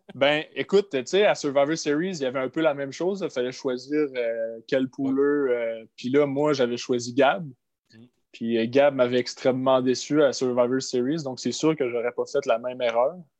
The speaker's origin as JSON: {"language": "French", "area": "Gaspésie", "region": "Quebec", "country": "Canada", "said": "je viens de la Gaspésie, fait que la caissière à l'épicerie, elle me reconnaît"}